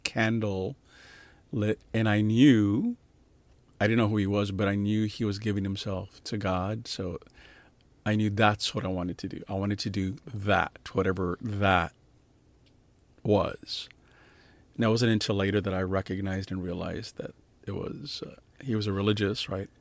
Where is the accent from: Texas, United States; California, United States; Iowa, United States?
Texas, United States; San Antonio; moved away as an adult; also born or lived in New York / Little Rock, Arkansas; I was born and raised in San Antonio, Texas